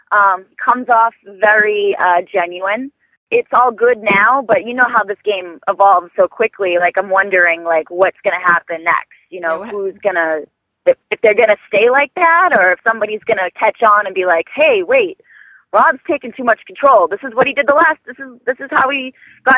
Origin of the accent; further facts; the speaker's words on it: Boston, Massachusetts, United States; I'm from Boston